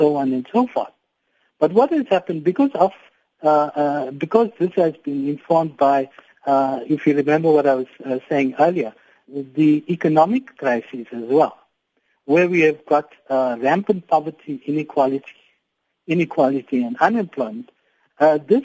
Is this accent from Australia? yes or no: no; South Africa; to be proudly South African